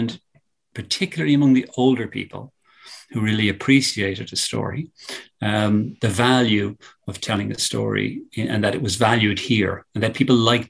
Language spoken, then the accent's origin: English; Ireland; also born or lived in New York City, United States; it's in my DNA, and I'm Irish. But I think it's impossible not to be aware from early childhood in education in Ireland